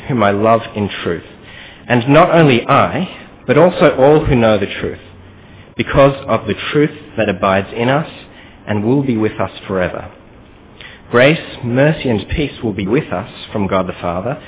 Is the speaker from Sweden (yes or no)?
no; Australia; accent: Australian; moved away as an adult; now in Kuala Lumpur, Malaysia; My parents are actually from KL itself as well, but I grew up in Australia